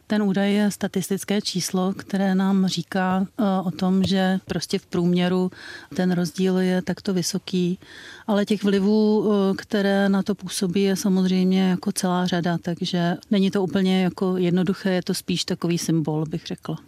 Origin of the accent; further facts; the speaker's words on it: Czechia; u nás v Čechách